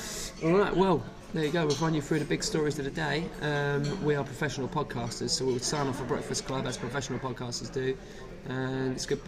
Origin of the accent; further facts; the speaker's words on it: United Kingdom; we're just British.